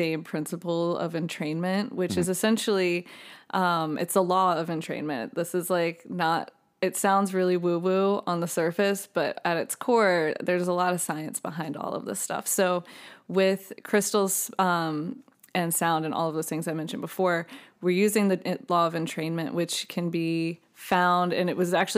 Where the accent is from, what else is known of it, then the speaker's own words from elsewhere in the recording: Virginia Beach, Virginia, United States; moved away as an adult; now in Nashville, United States; I grew up in Virginia Beach